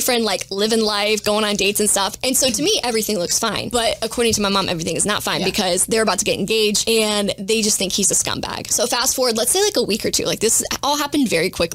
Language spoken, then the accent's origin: English; Jacksonville, Florida, United States; my hometown of Jacksonville